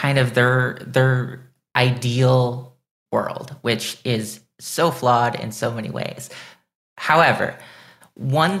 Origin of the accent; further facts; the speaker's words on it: Illinois, United States; I was born in Illinois, I was raised in Illinois, I live in Chicago